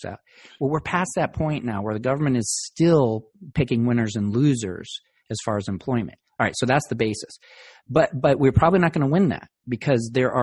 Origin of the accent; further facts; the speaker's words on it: Virginia, United States; Virginia, which is my home state